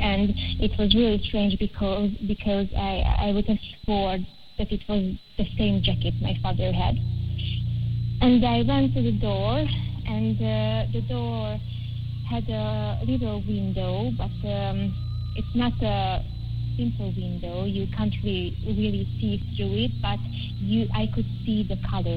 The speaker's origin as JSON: {"language": "English", "country": "Hungary", "said": "I'm from Hungary"}